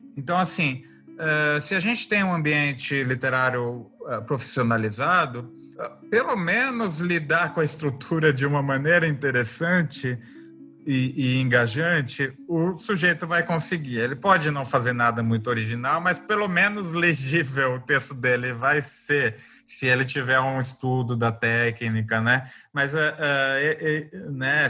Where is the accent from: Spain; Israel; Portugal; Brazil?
Brazil; also born or lived in Campo Grande, Mato Grosso do Sul / São Paulo; A gente é brasileiro, a gente vai produzir as coisas a, a partir da nossa cultura